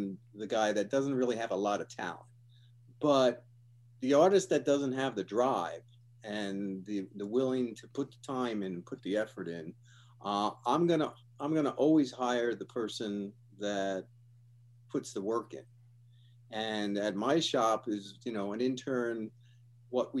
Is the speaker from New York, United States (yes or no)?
yes; Yonkers, New York, United States; moved away as an adult; now in California, United States; I'm originally from Yonkers, New York